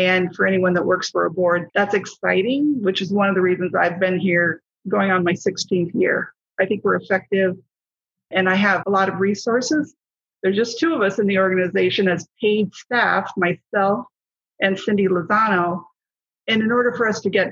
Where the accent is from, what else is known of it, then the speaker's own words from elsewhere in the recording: Iowa, United States; now in Arizona, United States; I'm originally from Iowa and I moved to Arizona in 1983, 84-ish